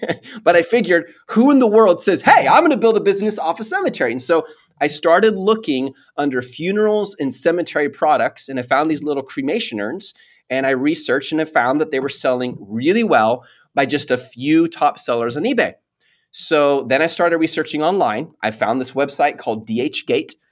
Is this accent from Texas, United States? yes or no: yes; Mount Pleasant, Texas, United States; also born or lived in Dallas; I grew up half of my life in Mount Pleasant. It's this little tiny city way, like, two and a half hours east of Dallas